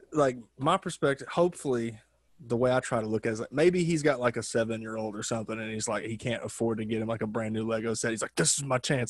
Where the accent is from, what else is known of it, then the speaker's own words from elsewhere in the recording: Arkansas, United States; now in Los Angeles, United States; growing up in Arkansas